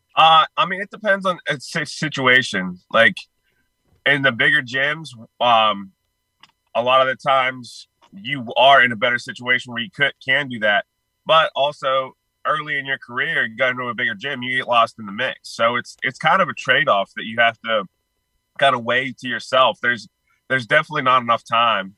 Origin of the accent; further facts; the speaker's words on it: Pittsburgh, Pennsylvania, United States; I'm originally from Pittsburgh